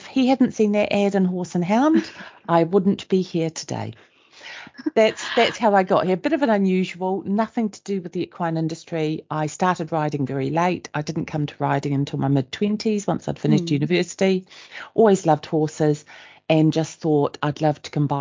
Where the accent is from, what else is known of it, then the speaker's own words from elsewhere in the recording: New Zealand; moved away as an adult; also born or lived in Germany; now in North Yorkshire, United Kingdom; I am a New Zealander, in case my accent throws people, not from North Yorkshire